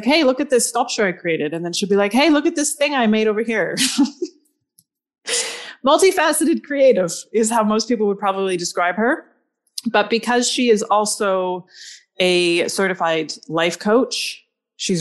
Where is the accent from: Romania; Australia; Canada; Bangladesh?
Canada; We in Canada